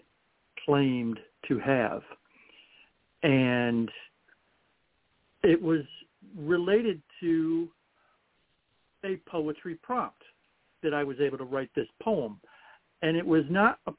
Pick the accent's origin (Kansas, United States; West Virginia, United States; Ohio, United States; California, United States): Ohio, United States; Toledo; I was born in Toledo in the middle of May